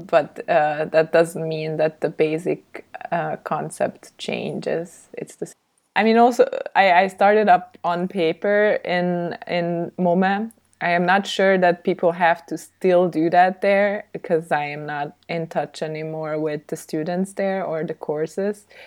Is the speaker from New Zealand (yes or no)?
no; Budapest, Hungary; also born or lived in Stuttgart, Germany / Salzburg, Austria; kind of growing up in Austria until I was eight, and then we moved back to Hungary to Budapest